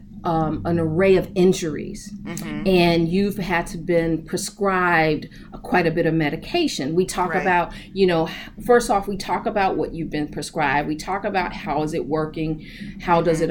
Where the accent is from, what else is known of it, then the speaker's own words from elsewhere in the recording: Chicago, Illinois, United States; I grew up in Chicago, still here, mm-hmm. born and raised